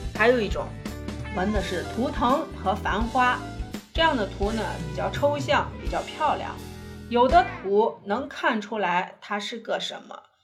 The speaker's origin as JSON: {"language": "Chinese", "country": "China", "said": "我们中国人"}